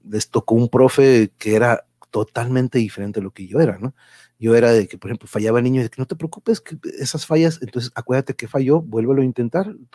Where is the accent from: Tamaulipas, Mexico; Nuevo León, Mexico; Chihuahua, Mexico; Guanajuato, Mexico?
Tamaulipas, Mexico; Reynosa; Ahí está, mira, sí, soy de Reynosa, tan bonitas, pero, este, sí, han dado de aquí para allá y para acá.